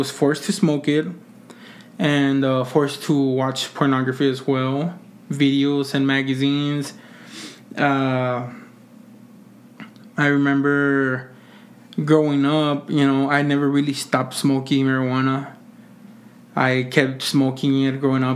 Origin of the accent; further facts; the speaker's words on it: Mission, Texas, United States; I am from the Rio Grande Valley, you know, Mission, Texas.